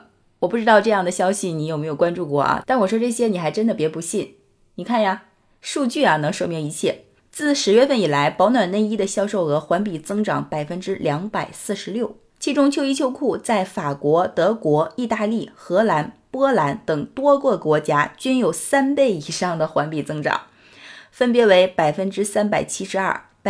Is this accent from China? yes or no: yes; China; also born or lived in Tianjin; 就是我们中国人常见常说的那个光腿神器。